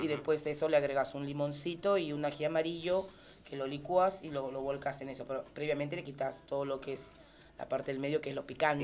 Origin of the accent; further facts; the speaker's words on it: Peru; moved away; De Perú. ¿En serio eres peruana?